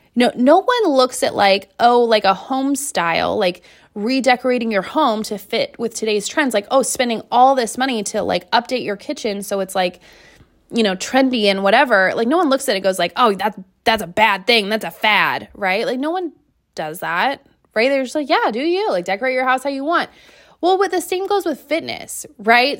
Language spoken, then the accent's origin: English; Seattle, Washington, United States; I am from Seattle